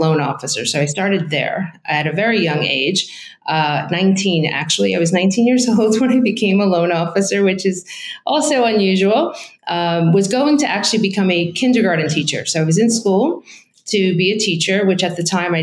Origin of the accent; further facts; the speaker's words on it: New York, United States; moved away as an adult; also born or lived in Marlboro, New Jersey; I'm originally from New York.